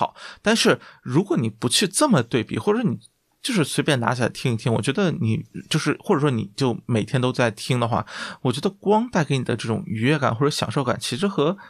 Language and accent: Chinese; Guangdong, China; 就作为广东人，这个对粤菜